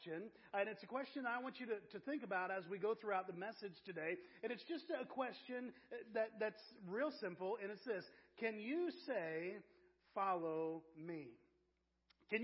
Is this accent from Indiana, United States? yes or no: yes; Avon, Indiana, United States; born or raised there; also born or lived in Wytheville, Virginia / Terre Haute, Indiana